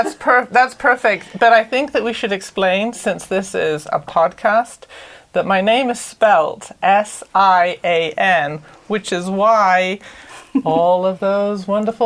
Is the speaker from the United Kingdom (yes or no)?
yes; Wales, United Kingdom; moved away; I grew up in Wales, which is why you might catch a slight accent every once in a while on this podcast